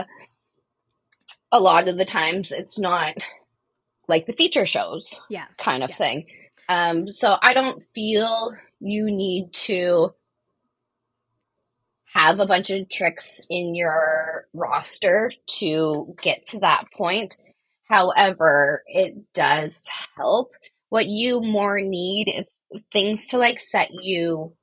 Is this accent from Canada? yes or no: yes; Canada; as a Canadian looking